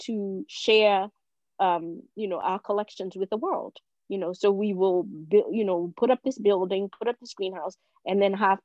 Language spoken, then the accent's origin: English; Washington, District of Columbia, United States; I grew up, like I said, in Northwest, I grew up in Shepherd Park